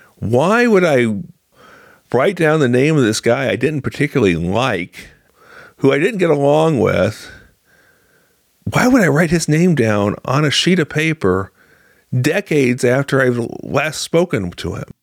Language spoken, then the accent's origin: English; Galesburg, Illinois, United States; now in Springfield, United States; my hometown of Galesburg. Uh, I grew up on a farm